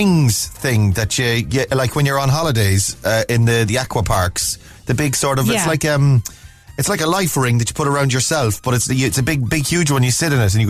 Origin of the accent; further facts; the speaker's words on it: Cork, Munster, Ireland; I'm not a doctor, but I am from Cork.